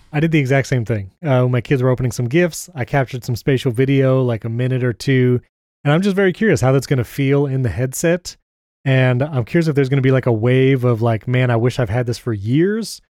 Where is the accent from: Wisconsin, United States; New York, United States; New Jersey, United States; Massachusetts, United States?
New York, United States; now in Brandon, Florida, United States; I grew up in New York